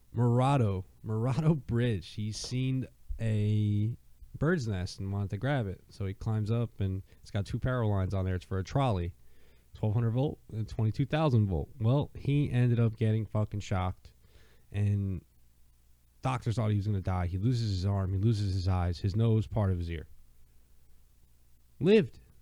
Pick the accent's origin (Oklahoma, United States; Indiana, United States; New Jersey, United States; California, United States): New Jersey, United States; I'm from Jersey.